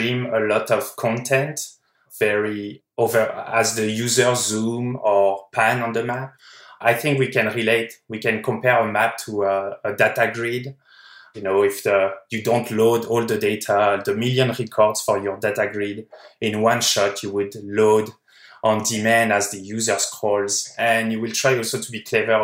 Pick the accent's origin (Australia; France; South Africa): France; moved away as an adult; now in California, United States; I'm from France